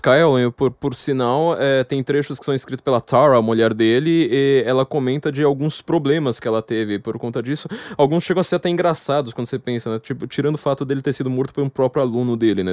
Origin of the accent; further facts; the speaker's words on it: São Paulo, Brazil; eu, como paulista